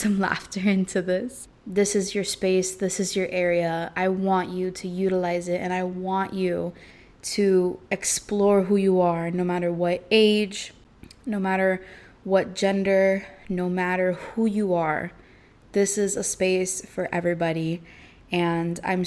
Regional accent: Miami, Florida, United States; I'm from Miami

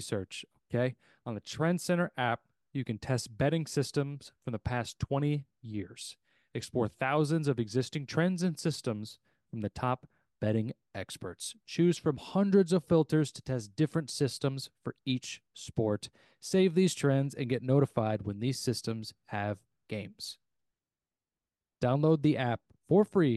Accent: United States; I'm an American

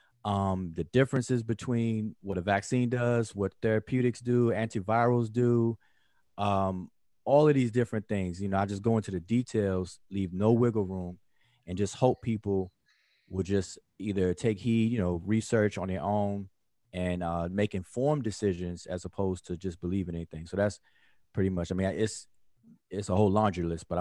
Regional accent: Washington, District of Columbia, United States; now in Georgia, United States; I'm from Washington, D.C., at the DMV.

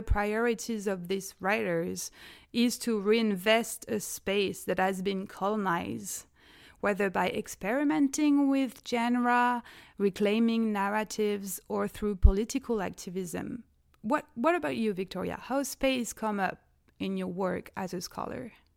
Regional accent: France; I'm zooming actually from France, where I'm from

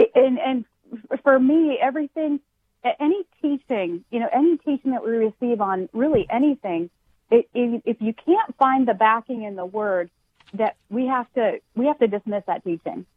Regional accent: Washington, United States; moved away as an adult; now in Florida, United States; I'm initially from Washington State

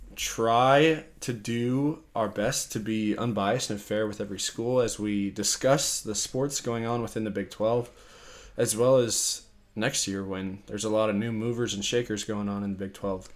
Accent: Colorado, United States; I'm from Colorado

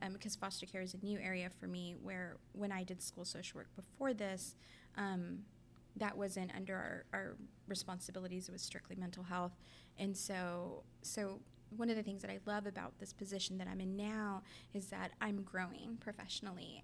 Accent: Raymondville, Texas, United States; now in Austin, United States; I'm from Raymondville, which is a tiny town in Willacy County, Texas, down south.

